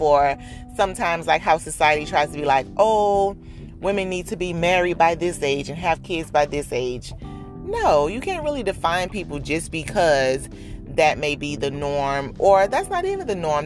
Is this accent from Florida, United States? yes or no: yes; Dade County, Florida, United States; born and raised in the county of Dade